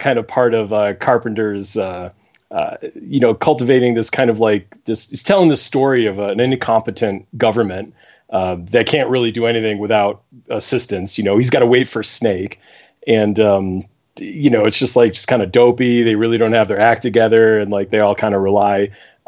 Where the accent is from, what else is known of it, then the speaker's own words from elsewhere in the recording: Buffalo, New York, United States; moved away; I'm from Buffalo originally. So I am a Buffalo Bills fan